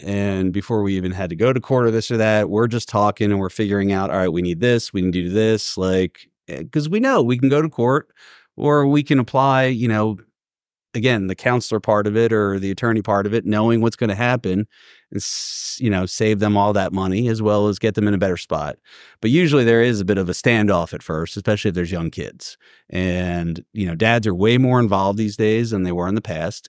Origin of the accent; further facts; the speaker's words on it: Philadelphia, Pennsylvania, United States; moved away as an adult; also born or lived in Northeast US / Washington, D.C.; now in Atlanta, United States; born and raised in Philly